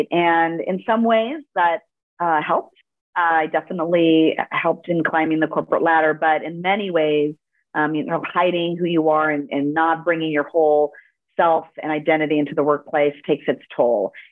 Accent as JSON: {"language": "English", "town": "Los Angeles", "region": "California", "country": "United States", "tie": "born there", "first_language": "Spanish", "second_language": "English"}